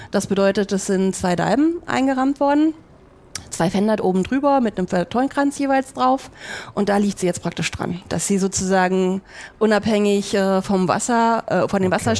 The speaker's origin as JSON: {"language": "German", "region": "Berlin", "country": "Germany", "tie": "born or raised there", "lives_now": "Hamburg, Germany", "said": "Also ich bin gebürtige Berlinerin, mhm. hört man vielleicht nicht mehr ganz so raus, mhm. ich hoffe es zumindest. Ähm, und bin dort halt eben geboren, aufgewachsen, habe dort auch mein Studium gemacht"}